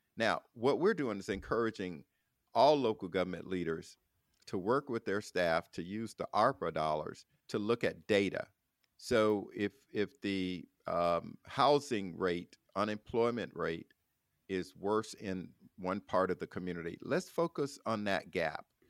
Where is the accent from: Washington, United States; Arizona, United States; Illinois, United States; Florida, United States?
Florida, United States; my home state of, of Florida